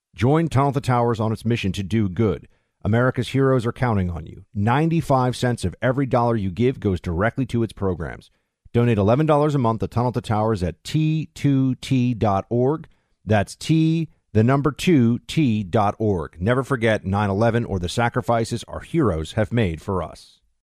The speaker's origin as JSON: {"language": "English", "region": "New York", "country": "United States", "said": "as a New Yorker"}